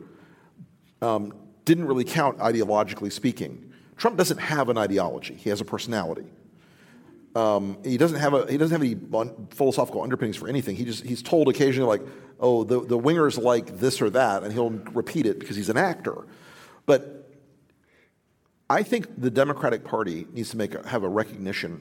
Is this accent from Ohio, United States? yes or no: no; Florida, United States; my home state of Florida